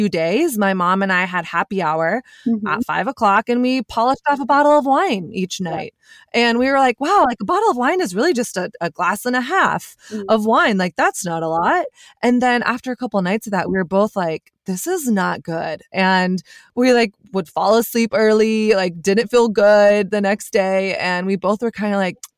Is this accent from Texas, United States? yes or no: yes; Texas, United States; I grew up in Texas